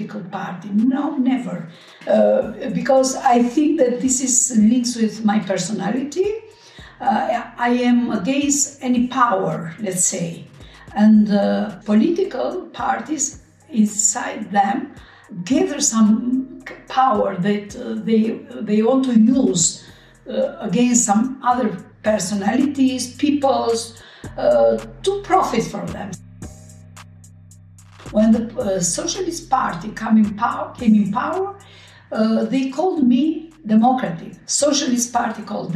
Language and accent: English; Tirana, Tirana County, Albania; I was born in Tirana.